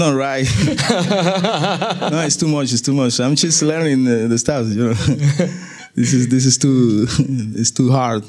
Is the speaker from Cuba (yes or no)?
yes; Cuba; English is a second language; I'm from Cuba